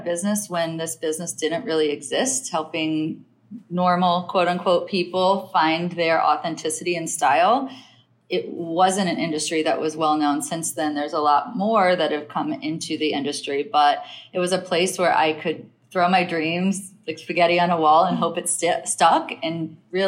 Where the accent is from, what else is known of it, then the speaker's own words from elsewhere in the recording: Logansport, Indiana, United States; moved away as an adult; also born or lived in Utah; now in New York, United States; I grew up in Logansport, Indiana